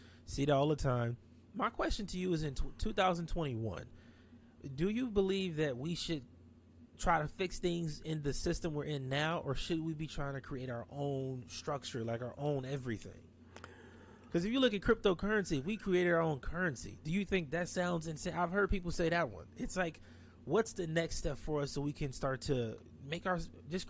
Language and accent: English; Watts, Compton, Long Beach, California, United States; I grew up in Watts, Compton, Long Beach. Like I'm from that side. I'm from the hood.